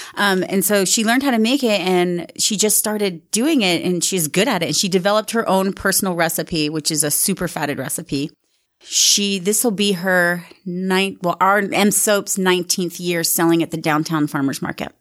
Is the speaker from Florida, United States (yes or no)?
no; Sandy, Utah, United States; moved away as an adult; also born or lived in Rose Park, Salt Lake City / New York / Southern California; we grew up in Sandy and then, um, my parents got divorced and we ended up moving to Rose Park.